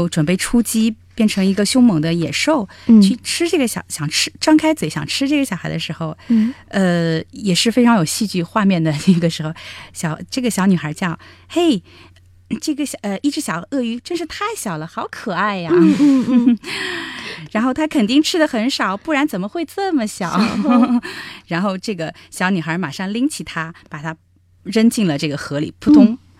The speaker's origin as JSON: {"language": "Chinese", "country": "China", "said": "是是，我我我想象中的我们中国人或者东方人会腼腆一"}